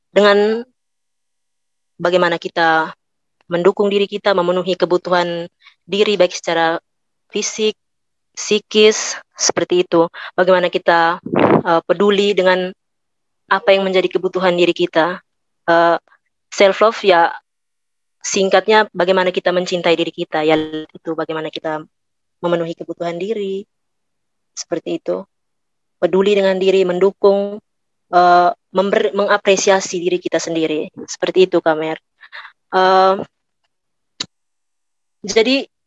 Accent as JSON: {"language": "Indonesian", "region": "East Nusa Tenggara", "country": "Indonesia", "said": "Saya asalnya dari Malaka dan Manggarai karena bapak mama saya berasal dari dua daerah itu."}